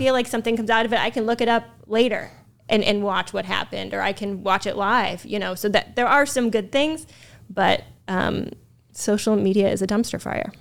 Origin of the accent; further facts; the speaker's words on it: Massachusetts, United States; moved away as an adult; also born or lived in Sioux City, Iowa / Burlington, Vermont; now in Lakeland, United States; I'm from Massachusetts